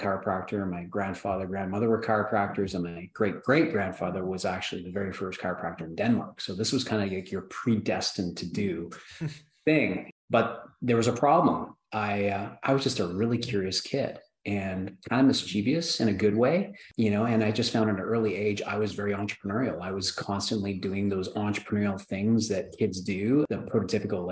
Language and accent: English; Canada; I grew up in Canada, there was no toy distribution companies or toy manufacturing companies. I grew up where there's agriculture and oil.